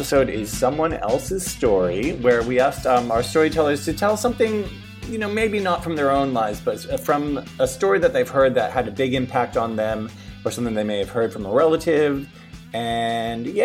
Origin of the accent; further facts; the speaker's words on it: Brisbane, Queensland, Australia; We are from Brisbane